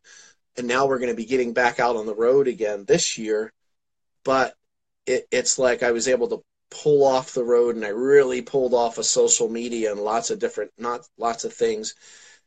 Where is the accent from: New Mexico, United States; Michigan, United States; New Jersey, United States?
New Jersey, United States; moved away; also born or lived in Pennsylvania; I'm from New Jersey originally